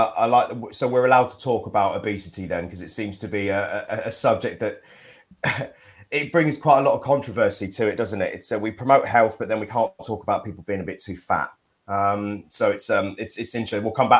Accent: United Kingdom; We're us British, we're like, oh, we want hot weather.

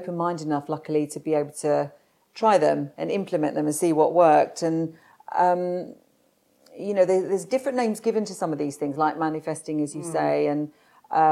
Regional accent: London, United Kingdom; I was born in South London and to a normal family. Dad was worked on roofs as a roofer

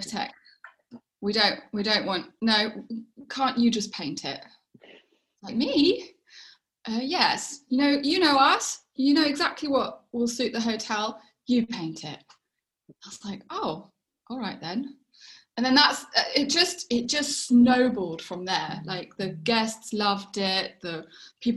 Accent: England, United Kingdom; moved away as an adult; now in South Africa; I'm English

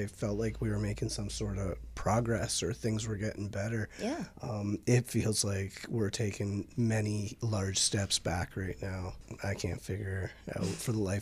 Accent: Windsor, Ontario, Canada; I'm from Windsor

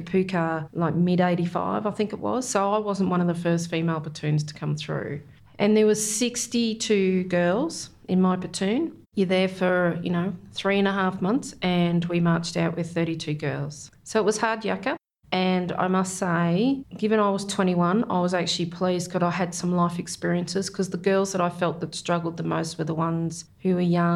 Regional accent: Victoria, Australia; also born or lived in Corryong / Birregurra / Geelong; I was born in Corryong in Victoria, which is at the bottom of the Snowy Mountains there

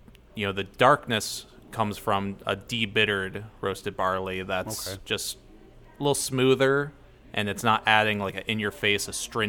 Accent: Middlefield, Ohio, United States; moved away as an adult; also born or lived in Cleveland; I'm from Middlefield, Ohio.

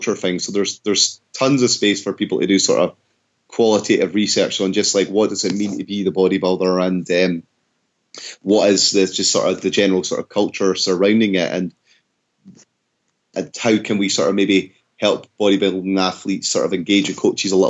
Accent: Scotland, United Kingdom; I'm Scottish

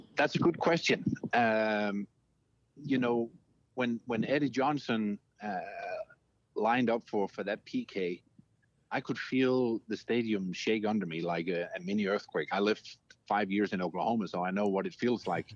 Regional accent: Denmark; moved away; I'm from Denmark.

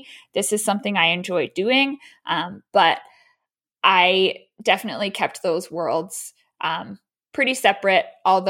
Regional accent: Baltimore, Maryland, United States; also born or lived in Chicago; So I am originally from Baltimore, Maryland. So born and raised here, went to undergrad in Maine.

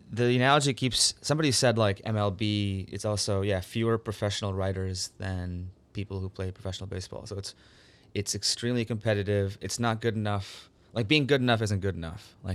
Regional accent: Minnesota, United States; also born or lived in Canada; Yeah, India because my parents are from India. Again, I was born in Canada. I grew up in Minnesota, which is the Canada of the U.S., of course.

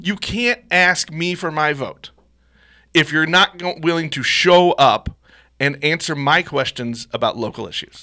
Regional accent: Missouri, United States; while I love my hometown, sometimes I don't love Missouri

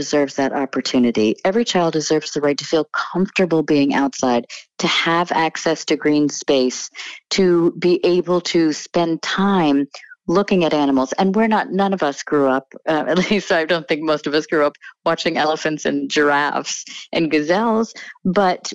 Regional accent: New Jersey, United States; also born or lived in Connecticut; I was born in Connecticut, but grew up mostly in New Jersey.

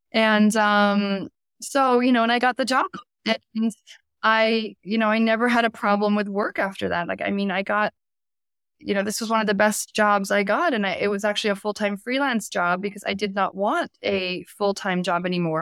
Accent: the Hamptons, New York, United States; moved away as an adult; now in Paris, France; I grew up in New York, in the Hamptons, which is a very wealthy area of America

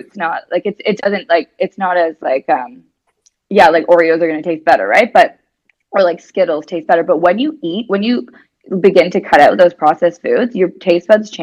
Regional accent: Canada; moved away as an adult; also born or lived in California / Dubai / Spain / New Zealand; now in Australia; I'm Canadian. I've lived in like California, Dubai, Spain, New Zealand. Now I'm living in Australia.

